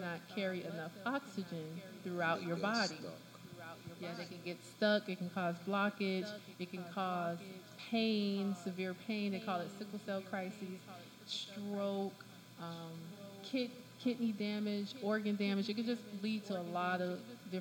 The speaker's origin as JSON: {"language": "English", "town": "Miami Gardens", "region": "Florida", "country": "United States", "tie": "born or raised there", "said": "I am from Miami Gardens"}